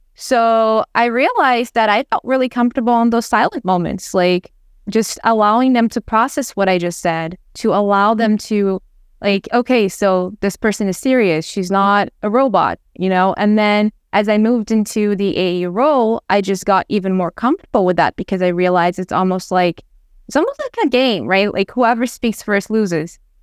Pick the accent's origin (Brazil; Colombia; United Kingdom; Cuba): Brazil; I'm from Brazil